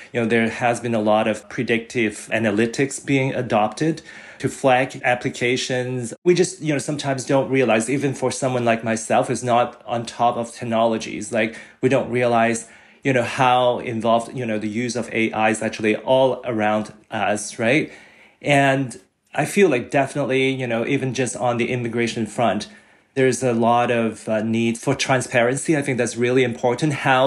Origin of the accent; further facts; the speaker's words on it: Hong Kong; now in Canada; I was born and raised in Hong Kong